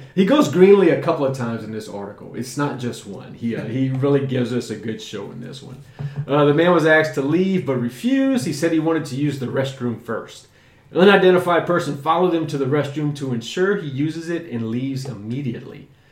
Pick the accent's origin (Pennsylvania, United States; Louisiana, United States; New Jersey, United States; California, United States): Louisiana, United States; South; growing up in South Louisiana, which you'll hear about a lot too, because my South Louisiana is a huge influence on me because that's where I grew up